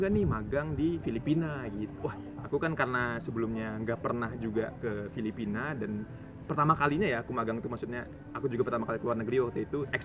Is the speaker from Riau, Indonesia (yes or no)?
yes; Pekanbaru, Riau, Indonesia; aku asalnya sendiri dari Pekanbaru